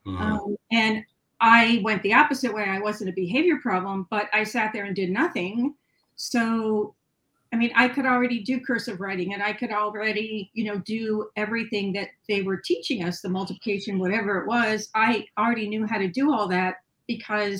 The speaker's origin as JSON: {"language": "English", "region": "California", "country": "United States", "tie": "born or raised there", "also_born_or_lived": "Ohio", "said": "we moved from Ohio to California, and the education system was very different"}